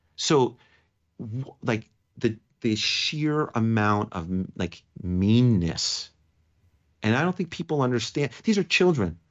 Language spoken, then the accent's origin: English; New York, United States; moved away; also born or lived in Las Vegas, Nevada; as a New Yorker